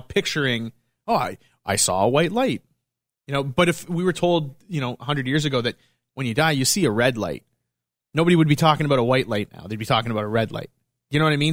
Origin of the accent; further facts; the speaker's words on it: Montreal, Quebec, Canada; moved away; I'm from Montreal